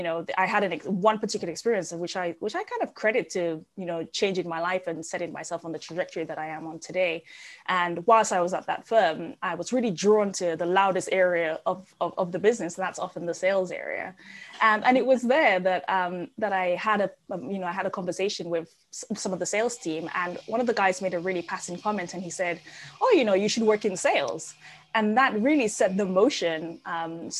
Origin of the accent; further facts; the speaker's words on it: Dominica; moved away; You can probably tell I have an accent. I grew up in the Caribbean on a really, really tiny island called Dominica.